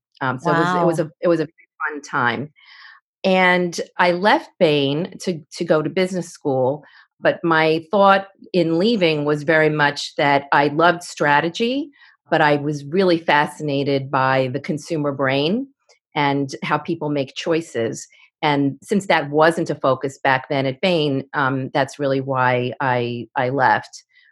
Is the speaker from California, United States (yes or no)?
no; Forest Hills, New York, United States; So I grew up in Forest Hills, New York, to a regular family.